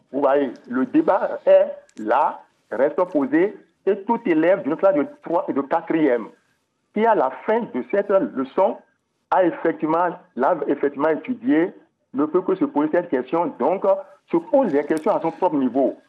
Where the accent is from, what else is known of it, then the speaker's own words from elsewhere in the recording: Benin; chez nous, au Bénin